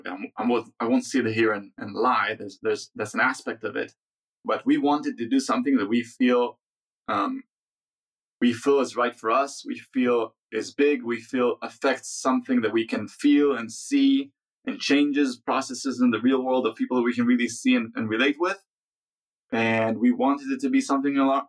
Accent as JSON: {"language": "English", "country": "Israel", "said": "we're software people from Israel."}